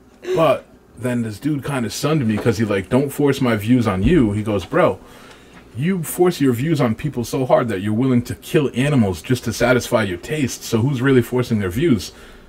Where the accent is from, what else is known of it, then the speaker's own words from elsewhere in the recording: Pawtucket, Rhode Island, United States; I grew up in Pawtucket, you know, so I've been in the city my whole life.